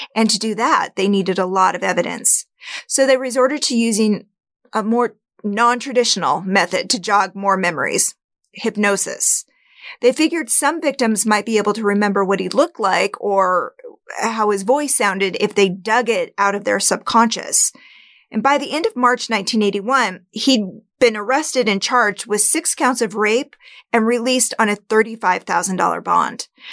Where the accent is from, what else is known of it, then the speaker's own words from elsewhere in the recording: Spokane, Washington, United States; my hometown, Spokane, Washington